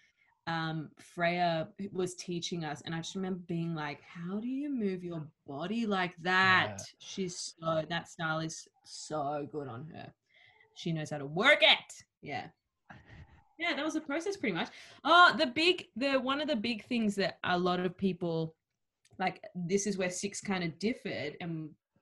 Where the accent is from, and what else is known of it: Australia; accent: Australian